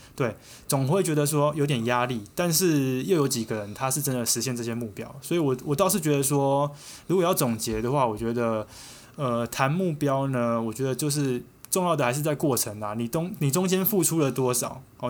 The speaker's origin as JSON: {"language": "Chinese", "country": "Taiwan", "said": "我们台湾人不会去注意到的一些街景"}